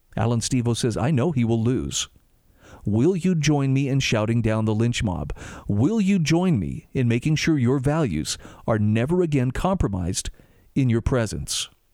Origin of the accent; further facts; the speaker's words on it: Utah, United States; my home state of Utah